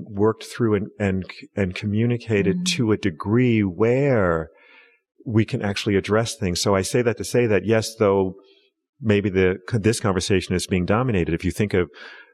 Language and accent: English; United States; I was raised black in America